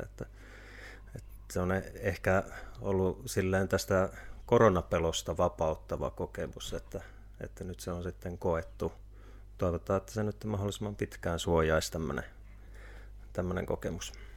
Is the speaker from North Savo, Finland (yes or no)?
yes; Kuopio, North Savo, Finland; moved away; also born or lived in Tampere; mä oon Kuopiosta lähtöisin